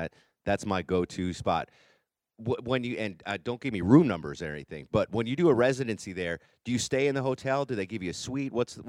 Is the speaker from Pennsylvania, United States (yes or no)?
no; Connecticut, United States; I grew up in Connecticut, which is just, it's 100% classic rock. It's a small town, a small state, but everyone in Connecticut loves classic rock.